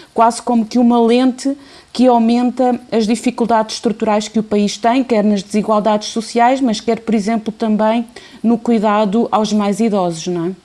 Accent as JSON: {"language": "Portuguese", "country": "Portugal"}